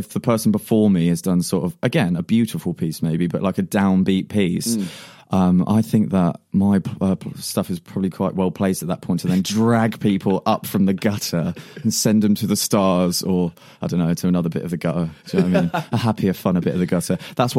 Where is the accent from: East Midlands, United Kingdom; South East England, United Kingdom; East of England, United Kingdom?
South East England, United Kingdom; more love and affinity, although it's not expressed in the poem, towards the Isle of Wight and just my hometown in general.